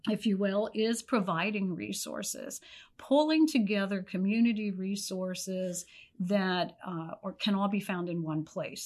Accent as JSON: {"language": "English", "region": "Pennsylvania", "country": "United States", "moved": "yes", "said": "I was from Pennsylvania"}